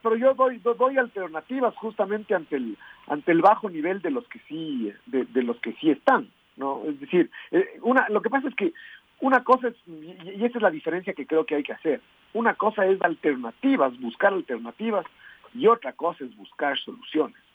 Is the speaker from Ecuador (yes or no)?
yes; Ecuador; vemos nuestras opiniones como ecuatorianos